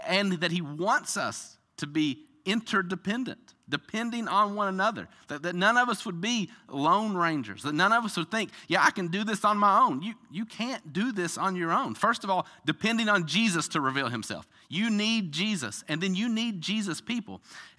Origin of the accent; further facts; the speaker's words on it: the South, United States; This is what I do every single day. I'm from the South